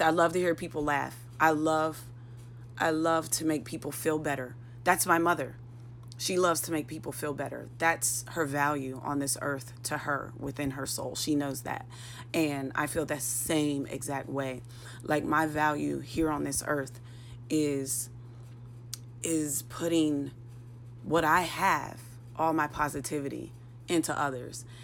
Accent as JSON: {"language": "English", "town": "Pittsburgh", "region": "Pennsylvania", "country": "United States", "tie": "born or raised there", "moved": "yes", "said": "Pittsburgh, in my hometown"}